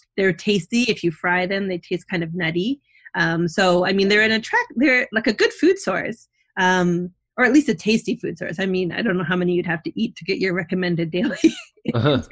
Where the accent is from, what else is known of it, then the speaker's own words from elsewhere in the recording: Canada; now in New Jersey, United States; I'm not from New Jersey, I'm from Canada, but I've grown to love New Jersey